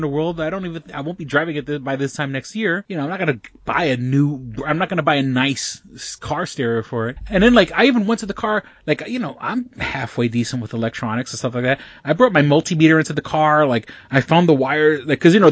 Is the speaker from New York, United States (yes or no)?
yes; New York City, New York, United States; moved away as an adult; now in Rochester, United States; New York City is my hometown, that's where I was born and raised